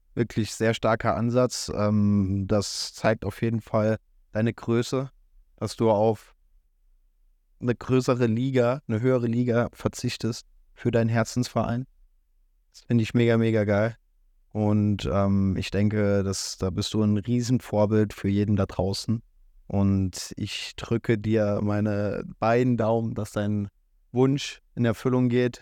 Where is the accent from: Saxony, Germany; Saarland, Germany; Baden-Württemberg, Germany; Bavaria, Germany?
Saarland, Germany; als Saarländer